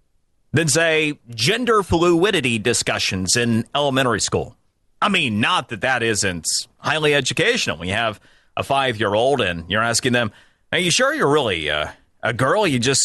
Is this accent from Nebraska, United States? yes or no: no; Florida, United States; a lot of them happened from my home state of Florida